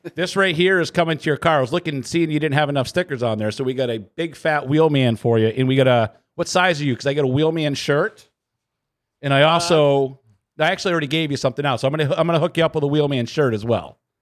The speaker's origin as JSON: {"language": "English", "town": "Claremont", "region": "New Hampshire", "country": "United States", "tie": "born or raised there", "moved": "yes", "said": "I didn't grow up around here. I grew up in Claremont."}